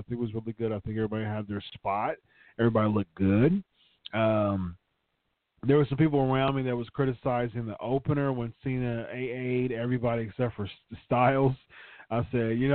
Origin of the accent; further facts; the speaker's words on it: Columbus, Ohio, United States; my hometown, Columbus, Ohio.